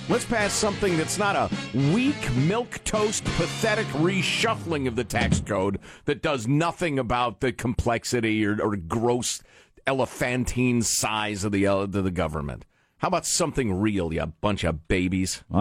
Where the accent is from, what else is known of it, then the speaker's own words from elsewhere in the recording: Illinois, United States; I'm from Southern Illinois, so I'll be speaking in a folksy voice.